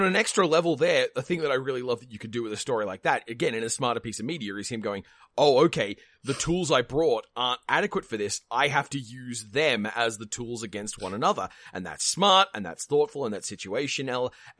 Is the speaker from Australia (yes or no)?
yes; Australia; Look, maybe I have different expectations of spiders. I'm Australian.